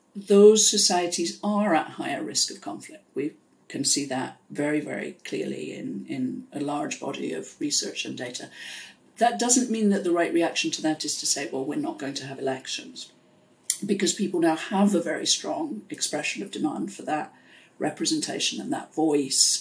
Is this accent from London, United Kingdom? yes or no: no; Pontypool, Wales, United Kingdom; moved away; So I grew up in South Wales in the UK in a coal mining area in a town called Pontypool